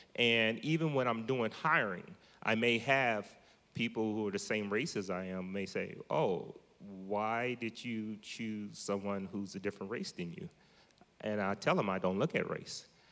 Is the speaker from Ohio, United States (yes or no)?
yes; Columbus, Ohio, United States; moved away as an adult; now in Modesto, United States; I'm from Columbus, Ohio, originally. moved here to Modesto probably about six and a half years ago